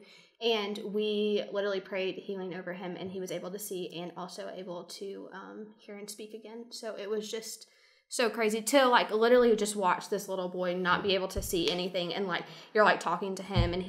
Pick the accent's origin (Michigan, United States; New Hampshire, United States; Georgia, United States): Georgia, United States; Dalton; also born or lived in Milledgeville, Georgia / Gainesville, Georgia; I was born and raised in Dalton.